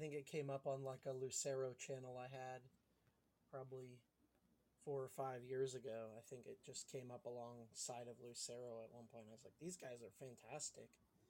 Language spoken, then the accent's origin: English; Ohio, United States; accent: mix of Pittsburghese and Ohioese; Where I grew up in Ohio, just not too far from Pittsburgh, has like a mix of like Pittsburghese and Ohioese.